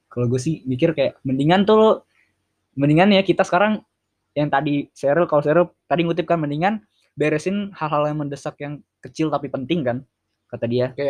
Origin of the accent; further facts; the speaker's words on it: Jakarta, Indonesia; ibu kota atau Indonesia itu bisa menuju ke yang lebih baik sih ke kota gue Jakarta iya terutama Jakarta di Jakarta gitu